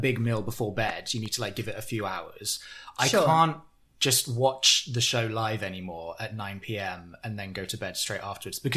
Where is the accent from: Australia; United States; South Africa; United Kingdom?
United Kingdom; We're British after all